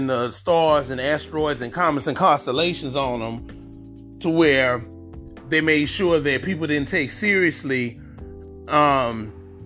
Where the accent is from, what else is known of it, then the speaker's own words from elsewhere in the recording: Houston, Texas, United States; I'm from Houston. If y'all didn't know, I'm from Houston